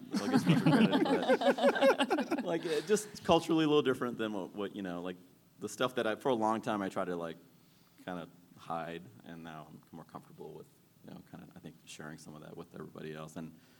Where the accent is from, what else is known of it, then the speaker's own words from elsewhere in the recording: Maryland, United States; also born or lived in Sri Lanka; I was born in Sri Lanka, but I grew up in Maryland.